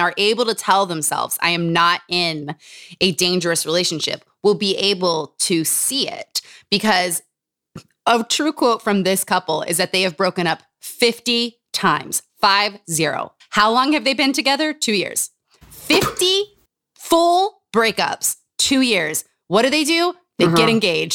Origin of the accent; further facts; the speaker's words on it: Utah, United States; Growing up in Utah.